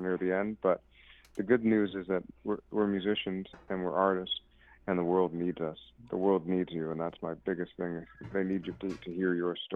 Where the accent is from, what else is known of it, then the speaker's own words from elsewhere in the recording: Toronto, Ontario, Canada; I'm from Toronto, Canada. I'm part Mohawk and West Indian.